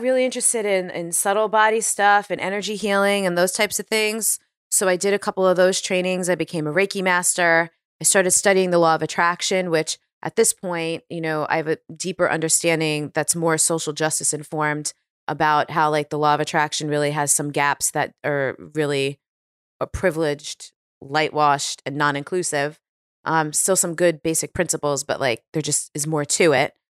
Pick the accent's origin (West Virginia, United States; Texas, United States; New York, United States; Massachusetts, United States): New York, United States; New York City; moved away as an adult; also born or lived in Washington, D.C. / Hoboken, New Jersey; now in California, United States; growing up on Staten Island